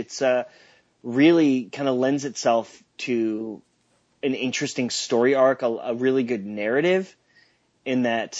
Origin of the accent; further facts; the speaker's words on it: Seattle, Washington, United States; I grew up in Seattle